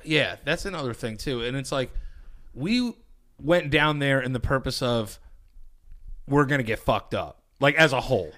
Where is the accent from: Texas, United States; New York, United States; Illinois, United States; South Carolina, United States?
New York, United States; we're from New York.